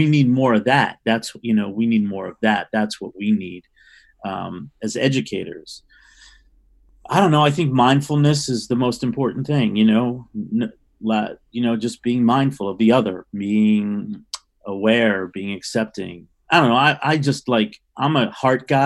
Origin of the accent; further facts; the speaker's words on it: New York City, New York, United States; I grew up in New York City in the late 60s